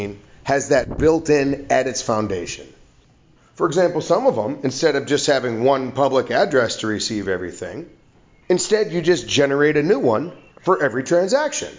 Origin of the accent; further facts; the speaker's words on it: United States; now in Vietnam; I'm an American living overseas in Vietnam